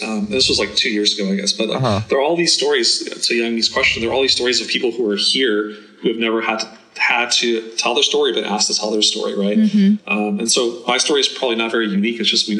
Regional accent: New York City, New York, United States; also born or lived in Afghanistan / India / Germany; And then we moved to New York and I grew up in Queens.

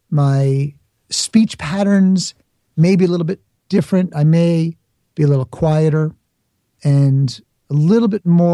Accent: Bronx, New York, United States; You know, I grew up in the Bronx, but I'm not going to pretend I have an accent when I don't.

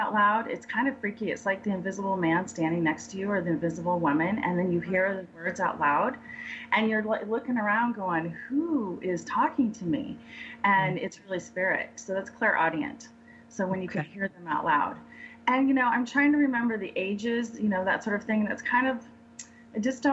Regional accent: San Diego, California, United States; moved away as an adult; also born or lived in Denver, Colorado; We moved from San Diego, where I grew up, and moved to Denver

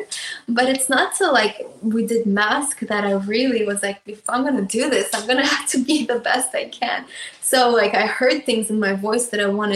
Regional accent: Russia; moved away; I grew up in Russia, so I went to a music school

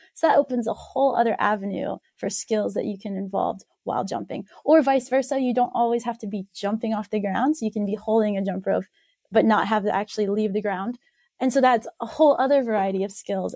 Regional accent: West Virginia, United States; also born or lived in Ohio; I grew up in West Virginia, so I grew up on a, a jump rope team there

